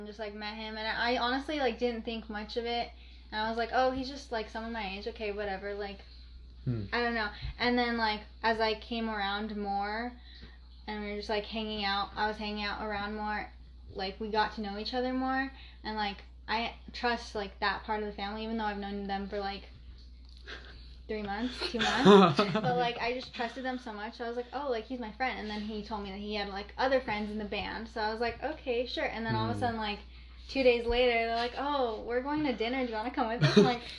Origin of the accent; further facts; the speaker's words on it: Albuquerque, New Mexico, United States; Yeah, there's a lot, like I feel like a lot of New Mexico's crackhead city. But I don't know. That's weird. It's a weird town. I think especially like where I'm from